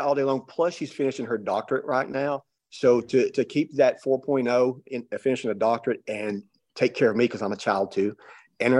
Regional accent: Pike County, Eastern Kentucky, United States; moved away as an adult; now in Knoxville, United States; I grew up in Eastern Kentucky in very, very poor rural area

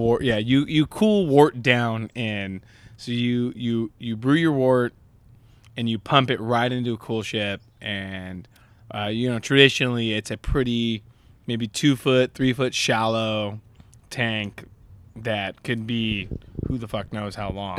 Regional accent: Southern California, United States; born or raised there; also born or lived in Long Beach, California

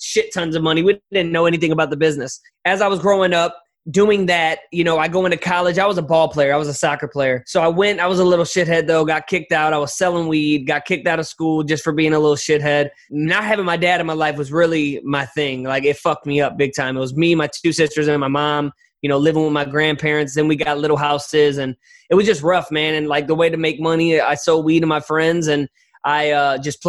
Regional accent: St. Louis, Missouri, United States; I'm from St. Louis, Missouri, born and raised.

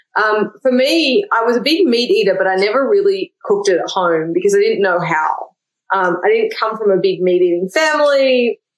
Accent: Melbourne, Victoria, Australia; moved away as an adult; now in Austin, United States; I'm from Melbourne originally

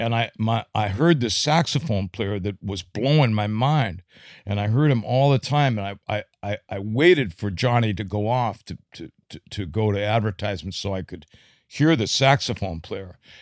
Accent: St. Cloud, Minnesota, United States; I was born and raised in Saint Cloud

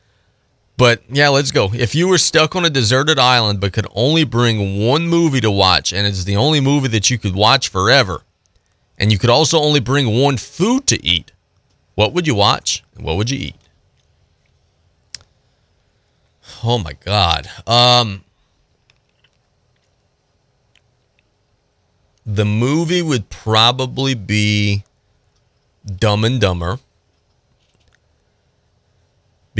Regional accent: Southeast Louisiana, United States; I'm from Southeast Louisiana.

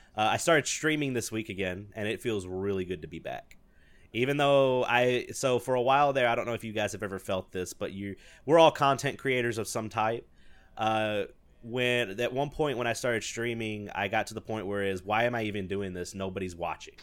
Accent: the South, United States; I'm from the South

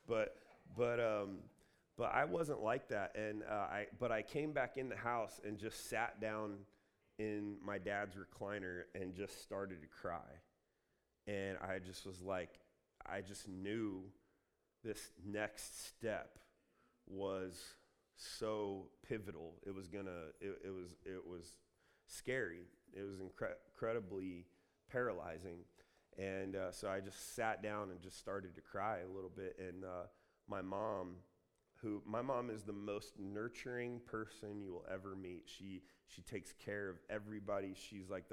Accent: Columbus, Ohio, United States; moved away as an adult; also born or lived in Redding, California; now in California, United States; I'm from Columbus

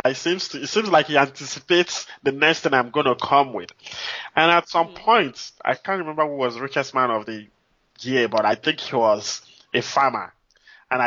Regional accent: Nigeria; moved away as an adult; also born or lived in Anambra State, Nigeria / Minnesota, United States; now in Houston, United States; growing up in Nigeria was quite interesting for me, you know, I would say, because I lived in different cities

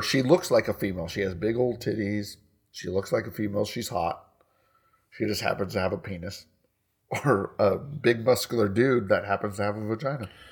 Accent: United States; we're American

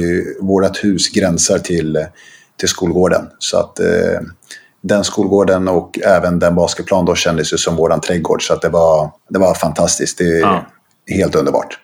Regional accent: Stockholm, Stockholm County, Sweden; also born or lived in Rissne, Sundbyberg; now in Sundbyberg, Sweden; Sen flyttade vi till Bromsten som ligger ett stenkast bort egentligen, som ligger ah, okay. i Spånga. Ah. Eh, där vi flyttade ett hus och, och, där, det var där vi växte upp

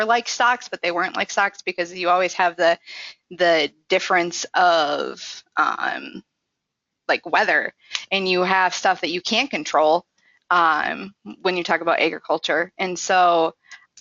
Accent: Minnesota, United States; now in North Dakota, United States; I'm originally from Minnesota, but I live in North Dakota and I work in South Dakota

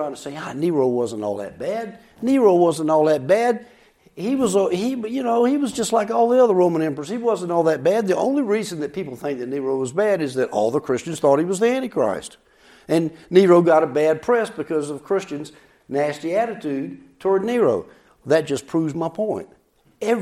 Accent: the South, Southern United States, United States; as a Southerner

